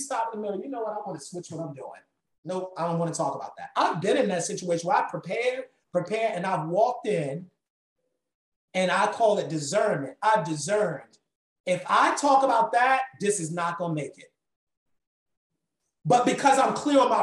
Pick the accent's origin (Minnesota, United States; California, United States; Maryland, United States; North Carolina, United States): Maryland, United States; Baltimore; growing up in Baltimore